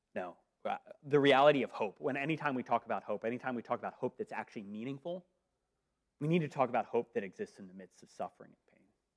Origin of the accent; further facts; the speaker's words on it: Northeast, United States; moved away; I'm from the Northeast.